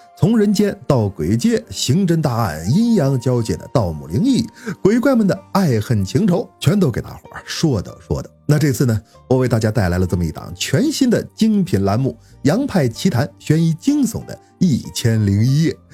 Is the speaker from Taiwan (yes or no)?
no; Northeast China, China; also born or lived in Beijing; 我是个东北人